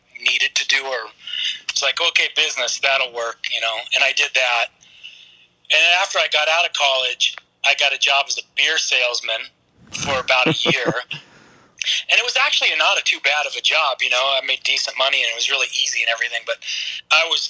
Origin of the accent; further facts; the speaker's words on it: Portland, Oregon, United States; moved away; also born or lived in Tacoma, Washington; I was born in Portland